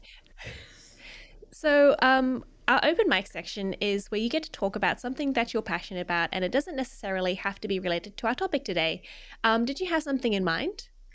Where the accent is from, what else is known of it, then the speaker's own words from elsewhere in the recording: Australia; also born or lived in Melbourne; being an Australian